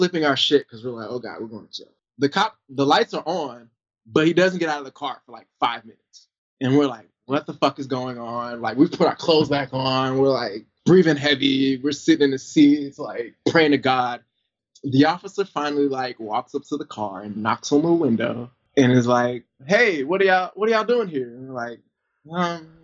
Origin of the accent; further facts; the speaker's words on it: the South, United States; moved away; I grew up in the South, so, like, you know, Georgia, Alabama, Tennessee, North Carolina, South Carolina was probably, other than like a class trip, was the farthest I'd ever gone